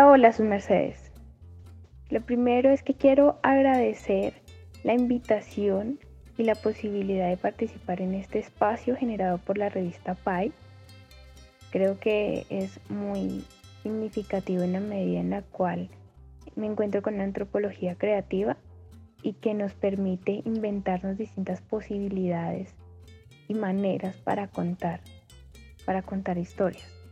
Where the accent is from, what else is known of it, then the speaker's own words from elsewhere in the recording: Tununguá, Boyacá, Colombia; moved away; also born or lived in Bogotá; Este es el punto que divide Briseño y mi pueblo